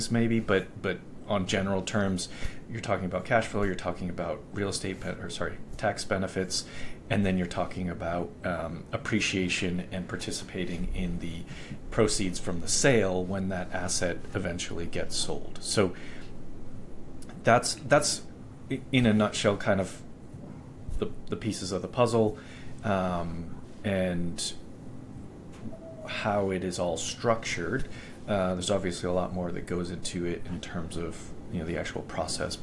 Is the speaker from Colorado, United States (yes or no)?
no; Boston, Massachusetts, United States; moved away; where I grew up in Boston